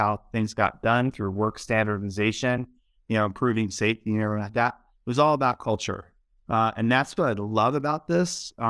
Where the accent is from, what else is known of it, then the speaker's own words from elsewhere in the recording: Baltimore, Maryland, United States; Like I mentioned, I grew up in Baltimore, and you know, I lived there for a long time and just a part of that urban, you know, play.